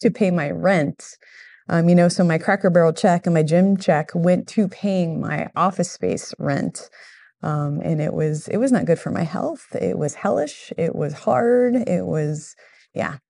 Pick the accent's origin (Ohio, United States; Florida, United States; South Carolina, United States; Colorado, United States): Florida, United States; Miami; moved away as an adult; now in Central Florida, United States; I grew up in Miami